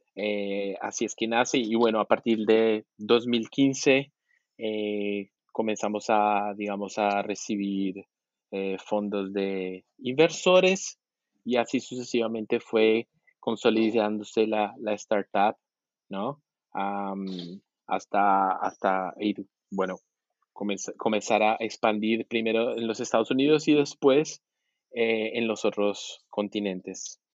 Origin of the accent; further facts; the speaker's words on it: Colombia; also born or lived in Argentina; now in Brazil; yo, soy colombiano, eh, viví también en Argentina unos cinco años y ahora estoy diez años en Brasil